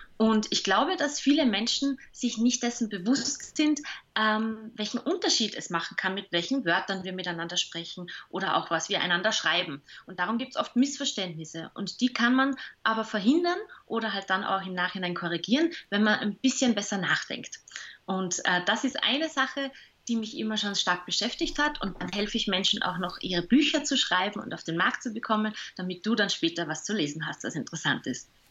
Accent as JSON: {"language": "German", "region": "Salzburg", "country": "Austria", "moved": "yes", "lives_now": "Vienna, Austria", "said": "ich bin ja Salzburgerin, also ich bin quasi Gast in Wien selbst seit 15 Jahren"}